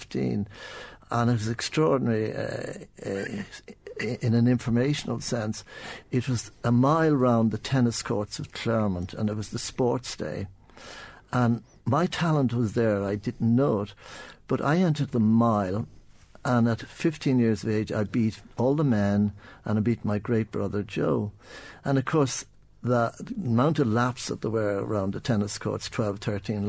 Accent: Dublin, Leinster, Ireland; also born or lived in United States; I was born in Sandy Mountain.

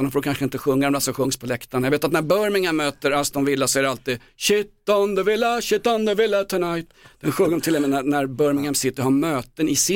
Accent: Sweden; jag kommer från Sverige där Marcus Albeck kommer ifrån

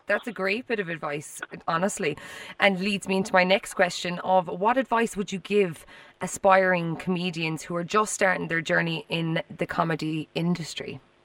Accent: Ireland

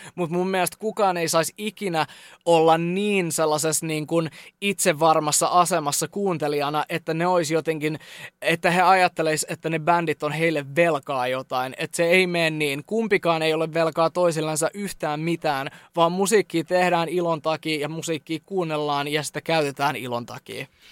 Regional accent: Jyväskylä, Central Finland, Finland; Me ollaan Jyväskylästä ja nyt me ollaan yhtäkkiä Lontoos.

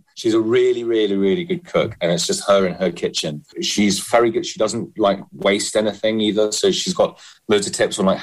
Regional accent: London, United Kingdom; I grew up in London.

